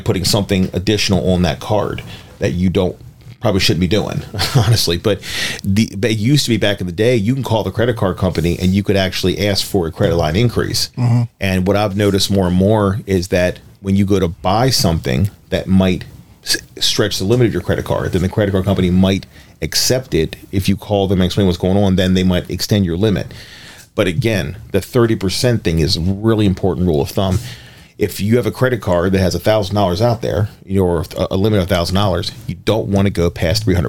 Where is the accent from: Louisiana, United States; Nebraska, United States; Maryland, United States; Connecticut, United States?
Maryland, United States; Baltimore; also born or lived in Harford County, Maryland; I'm from East Baltimore